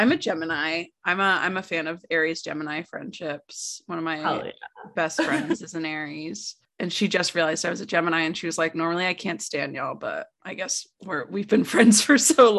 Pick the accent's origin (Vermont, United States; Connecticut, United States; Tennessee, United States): Connecticut, United States; I'm from Connecticut.